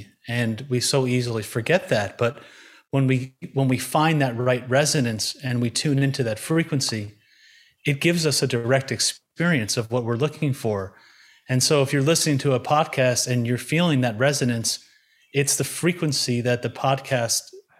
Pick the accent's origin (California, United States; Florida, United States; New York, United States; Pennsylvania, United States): New York, United States; born there; I was born in Long Island, New York, very kind of mainstream upbringing.